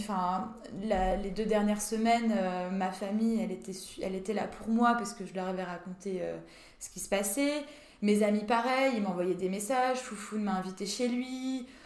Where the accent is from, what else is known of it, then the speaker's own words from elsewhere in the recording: Saint-Dié-des-Vosges, Grand Est, France; moved away; Je viens des Vosges, de Saint-Dié des Vosges.